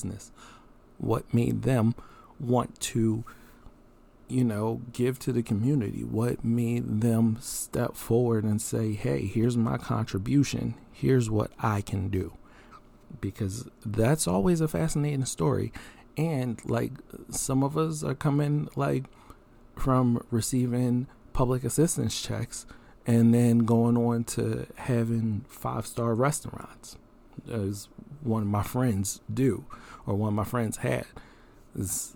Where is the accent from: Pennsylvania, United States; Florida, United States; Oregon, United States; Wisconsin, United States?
Pennsylvania, United States; Philadelphia; moved away; also born or lived in Maryland; I'm from Philly